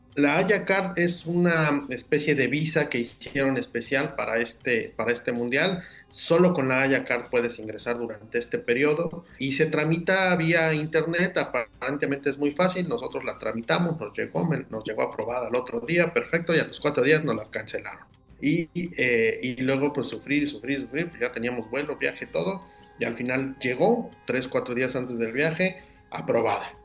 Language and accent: Spanish; Mexico; somos mexicanos siempre